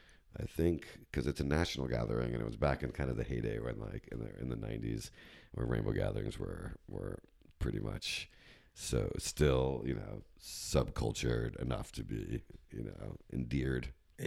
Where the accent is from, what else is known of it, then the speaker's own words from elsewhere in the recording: New Jersey, United States; Up in Jersey.